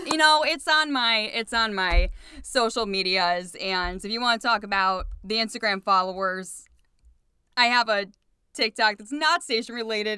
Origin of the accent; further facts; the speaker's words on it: Cleveland, Ohio, United States; also born or lived in Painesville Township, Ohio; I wanted to be a T V news reporter in Cleveland for my hometown, so that's why I didn't want to leave my hometown.